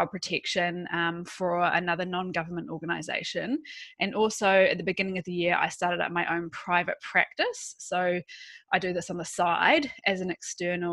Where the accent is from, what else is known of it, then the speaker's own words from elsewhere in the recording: New Zealand; moved away as an adult; also born or lived in United Kingdom; now in Australia; I am a Kiwi, so I'm from New Zealand.